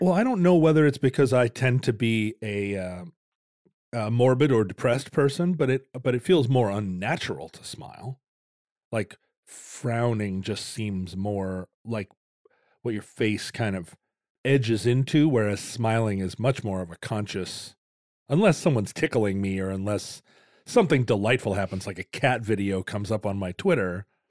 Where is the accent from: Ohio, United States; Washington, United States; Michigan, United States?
Washington, United States; Seattle; the Seattle smile, because that's kind of characteristic of our region.